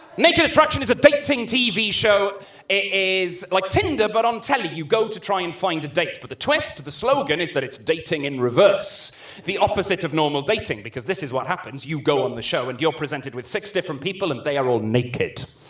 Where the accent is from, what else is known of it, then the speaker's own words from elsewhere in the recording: Swansea, Wales, United Kingdom; I grew up uh, in Sketty, which is quite a posh part of Swansea